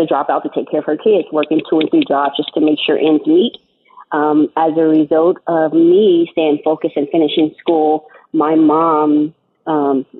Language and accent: English; San Diego, California, United States; also born or lived in Indiana; I grew up in Southeast San Diego by Lincoln High School